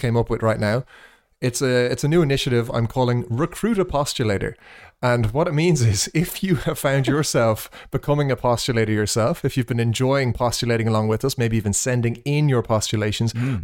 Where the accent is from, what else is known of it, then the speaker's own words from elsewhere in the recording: Ireland; accent: Irish; moved away; after I left Ireland